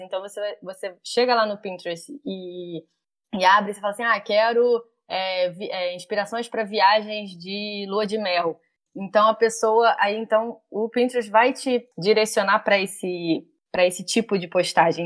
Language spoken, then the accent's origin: Portuguese; Rio de Janeiro, Brazil; eu sou do Rio